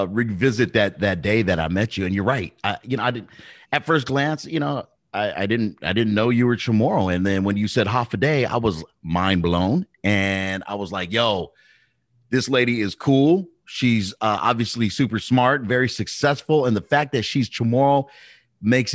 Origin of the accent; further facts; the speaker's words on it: Long Beach, California, United States; raised in the beautiful island of Long Beach, California.